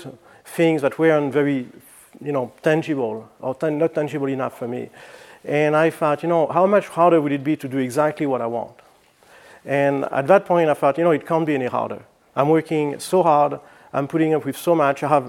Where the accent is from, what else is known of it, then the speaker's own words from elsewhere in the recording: France; moved away as an adult; also born or lived in Flagstaff, Arizona, United States; now in United States; I'm originally from France, and I moved to the United States in 1986 to go to school at NAU in Flagstaff.